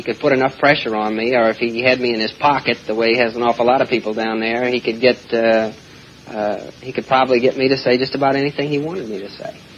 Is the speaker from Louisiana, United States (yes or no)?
yes; Louisiana, United States; on my home state and on New Orleans